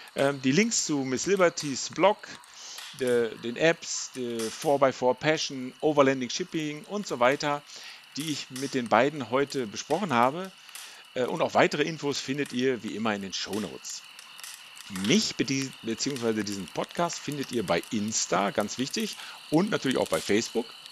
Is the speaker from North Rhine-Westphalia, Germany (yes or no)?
yes; Ennigerloh, North Rhine-Westphalia, Germany; Ennigerloh, wo ich herkomme